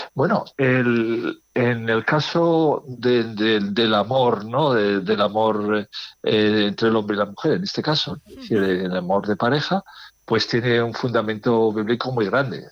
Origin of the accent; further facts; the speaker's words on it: Las Merindades, near Villarcayo, Castile and León, Spain; now in Burgos, Spain; mi pueblo, en eh, está, dedicada, exactamente, a las Merindades, cerca de Villarcayo